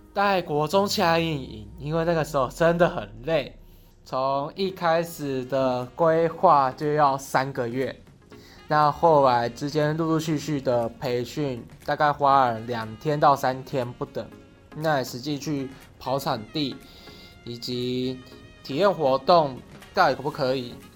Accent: Keelung, Taiwan; moved away as an adult; 我的家乡在基隆。那基隆的孩子有着谦卑的特质在，在大学之前都在基隆读书，而自己本身又是一个家境清寒孩子出身

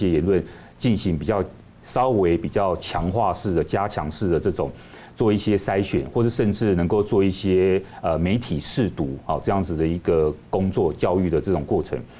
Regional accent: Taiwan; 国际社会都很关注我们，我们台湾人也要关注我们自己，我们应该要居安思危。

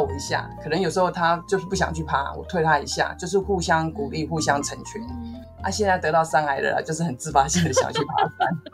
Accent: Taiwan; 我们自己身为台湾人

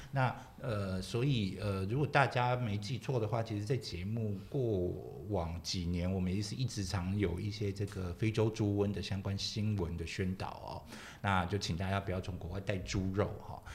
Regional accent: Kaohsiung, Taiwan; 本身是高雄人，我常讲，就是以前我们，以前我们小时候有住三合院啊

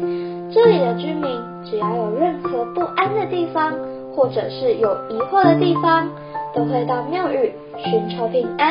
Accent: Pingtung County, Taiwan; 我的家乡有很多的渔船，还有很多的庙宇。

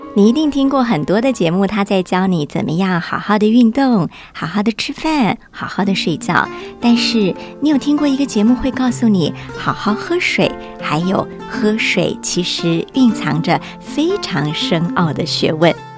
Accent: Taiwan; 我自己小时候在台湾

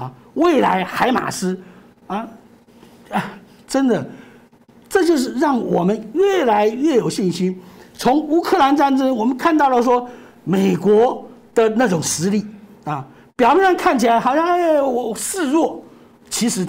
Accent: Taiwan; 真的是表现出我们台湾人的成熟、心理素质的优越。

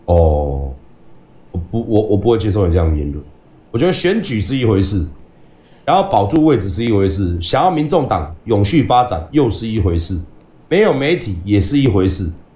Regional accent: Taiwan; 身为一个台湾人，你的底线到底在哪里？

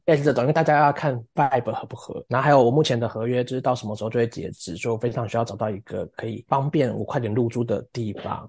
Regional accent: Taiwan; moved away as an adult; now in London, United Kingdom; 我二十六岁来自台湾，然后我是一个剧场实践者

